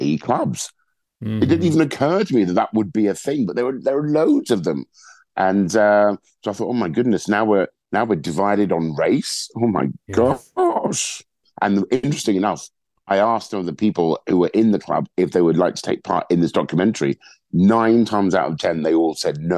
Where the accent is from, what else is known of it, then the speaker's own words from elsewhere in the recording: London, United Kingdom; a Black man who's born and raised in London